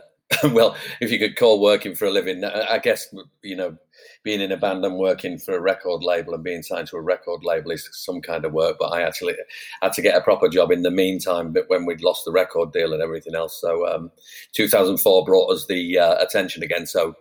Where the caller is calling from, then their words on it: Placentia, California, United States; I'm in Orange County, a place called Placentia, right near, well, it's by Yorba Linda. We're on the border of Yorba Linda, you know, Richard Nixon's birthplace.